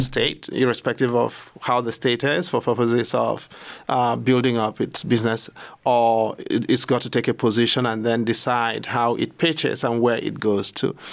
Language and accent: English; Nigeria; as a Nigerian